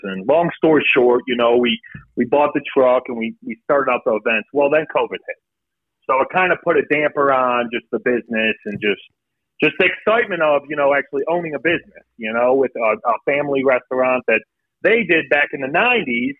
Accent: Buffalo, New York, United States; now in Florence, United States; we are from Buffalo, New York

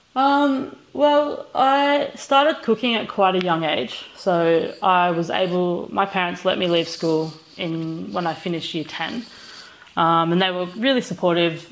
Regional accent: Australia; we're both Australian

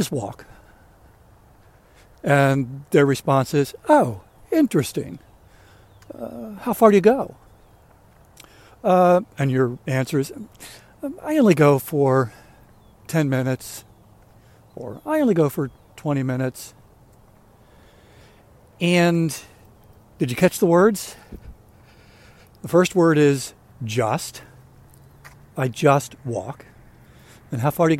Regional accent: Maryland, United States; I grew up in Maryland, lived outside of Baltimore most of my life

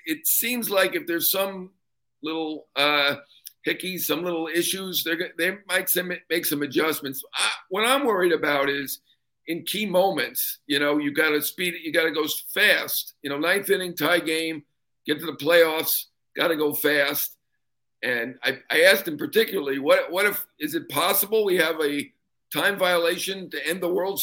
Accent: New York, United States; I'm a New Yorker

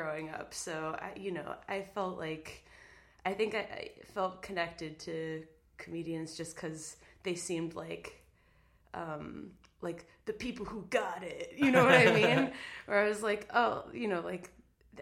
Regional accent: Cambridge, Massachusetts, United States; I grew up in Cambridge, which is sort of Boston adjacent

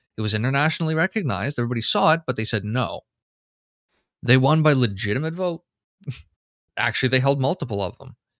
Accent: Canada; me being a Canadian citizen

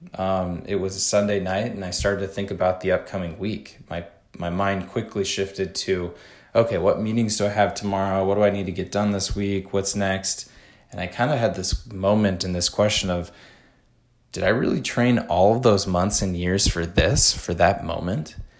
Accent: Madison, Wisconsin, United States; Madison, Wisconsin, which is my hometown

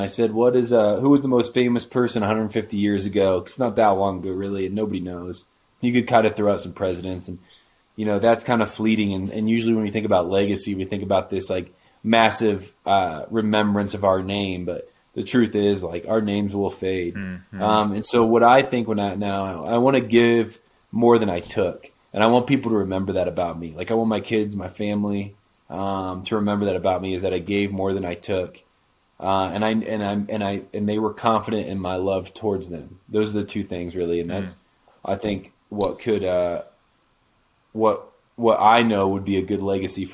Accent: Indiana, United States; moved away as an adult; now in Denver, United States; my home state in Indiana

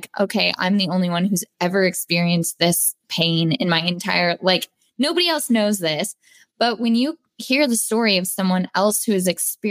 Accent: Denver, Colorado, United States; I was born and raised in Denver, Colorado

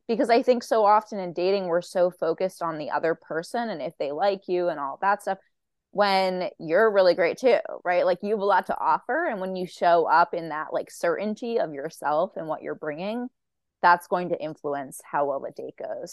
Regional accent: Boston, Massachusetts, United States; I'm from Boston

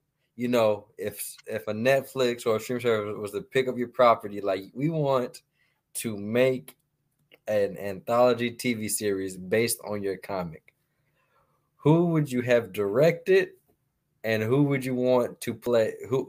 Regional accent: Minnesota, United States; I come from the Midwest as well. Actually, yeah. Like I was born in Minnesota, but like all my family, great. Yeah, most of my family is in Chicago.

